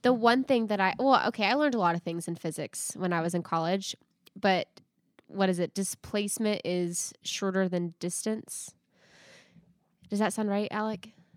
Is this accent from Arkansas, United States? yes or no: yes; Arkansas, United States; I'm from Arkansas